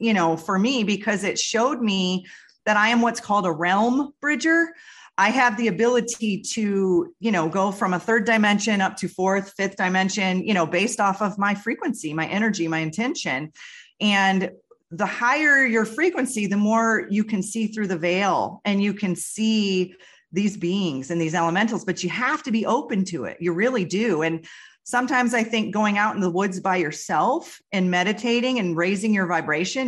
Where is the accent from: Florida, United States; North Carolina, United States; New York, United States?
New York, United States; Western; I grew up in Western New York next to a river